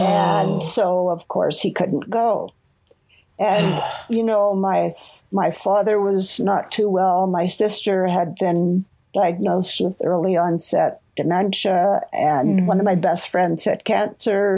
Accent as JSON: {"language": "English", "town": "Toronto", "region": "Ontario", "country": "Canada", "tie": "born or raised there", "also_born_or_lived": "Vancouver, Canada", "moved": "as an adult", "said": "I grew up in Toronto, Ontario"}